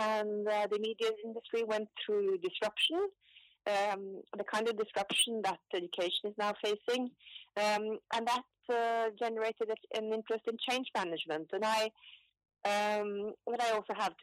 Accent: Oslo, Norway; also born or lived in London; So I was born in Oslo and grew up in my father's shoe shop.

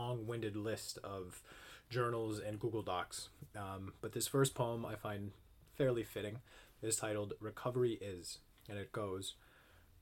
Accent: Upper Peninsula of Michigan, United States; I was born and raised in the Upper Peninsula of Michigan

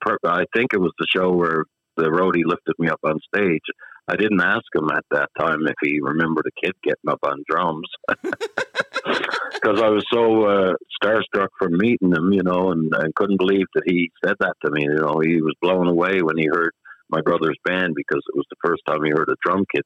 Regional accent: Toronto, Ontario, Canada; born there; Well, I was born in Toronto. My mom and dad is from Newfoundland, Bay Roberts, Newfoundland.

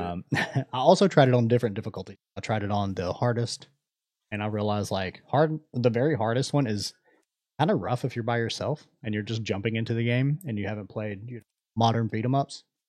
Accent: United States

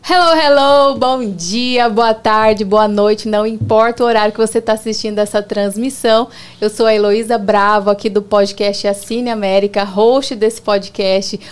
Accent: Campo Grande, Mato Grosso do Sul, Brazil; moved away as an adult; now in United States; Então a pessoa desce ali em Campo Grande, na minha cidade

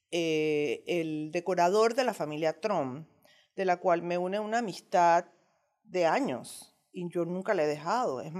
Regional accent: Margarita, Nueva Esparta, Venezuela; now in Panama; Bueno, cuando nosotros llegamos de Margarita a Panamá, mi esposo abrió su negocio en Zona Libre

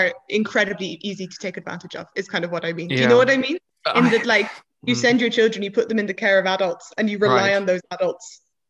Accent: Ireland

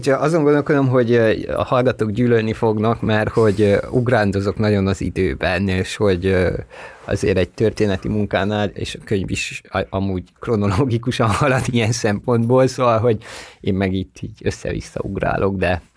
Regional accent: Székely Land, Romania; moved away; also born or lived in Bucharest; ahol én születtem, Székelyföldön

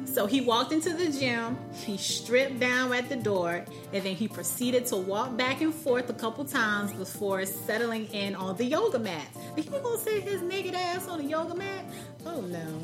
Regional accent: South Carolina, United States; now in Raleigh, United States; I'm from South Carolina

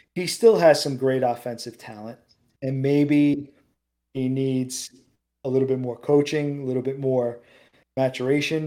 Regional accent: New York City, New York, United States; I grew up in Queens

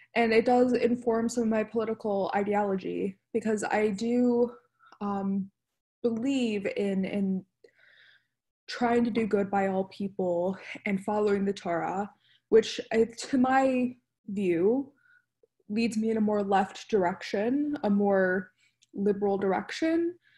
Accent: Detroit, Michigan, United States; I was um, raised in Metro Detroit area

